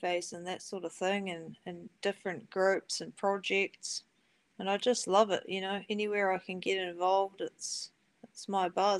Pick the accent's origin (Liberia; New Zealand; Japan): New Zealand; Motueka, Tasman; I come from the Mortueka region.